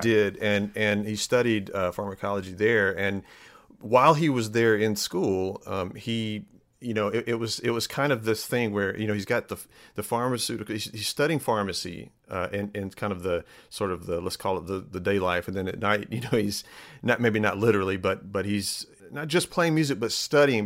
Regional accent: Starkville, Mississippi, United States; moved away as an adult; now in Jacksonville, Alabama, United States; I grew up in Starkville

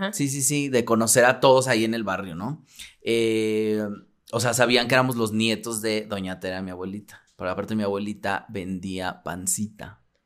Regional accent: Mexico City, Mexico; nací en un barrio muy al, del sur de la ciudad y yo era muy feliz con mis abuelos y todo

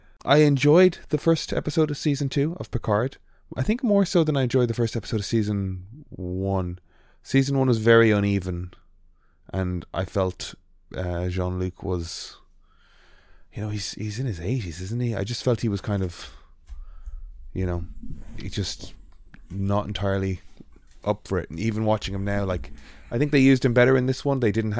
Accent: Ireland; accent: Irish; This is an Irish accent, I'm Irish.

